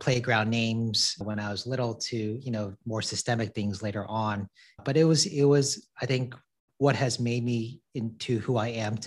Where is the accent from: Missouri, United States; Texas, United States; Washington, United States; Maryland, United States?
Missouri, United States; St. Louis; also born or lived in New York City; I grew up in St. Louis, Missouri. So I'm a Midwest kid at heart